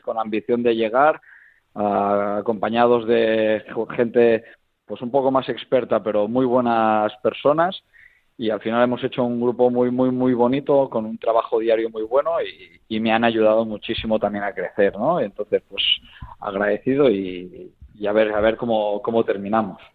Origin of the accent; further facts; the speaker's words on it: Lleida, Catalonia, Spain; yo soy nacido aquí en Lleida